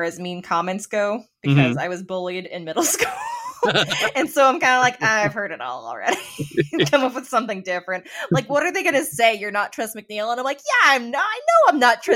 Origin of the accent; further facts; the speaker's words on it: Las Vegas, Nevada, United States; I'm some kid from Nevada